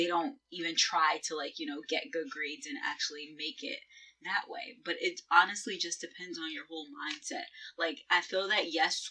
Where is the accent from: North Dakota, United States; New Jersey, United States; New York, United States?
New York, United States; Mount Vernon; also born or lived in Port Chester, New York; I grew up in Mount Vernon, which is basically, like, your Newburgh of, you know, Westchester